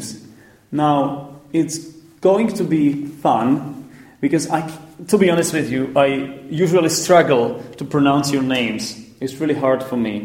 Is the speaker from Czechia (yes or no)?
yes; Czechia; we are recording it in the Czech Republic, in my home country